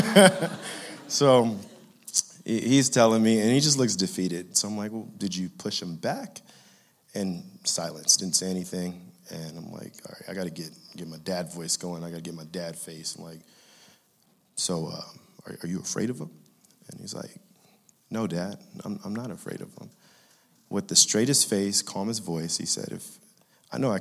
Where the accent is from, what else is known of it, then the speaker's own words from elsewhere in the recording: Inglewood, California, United States; growing up in Inglewood, California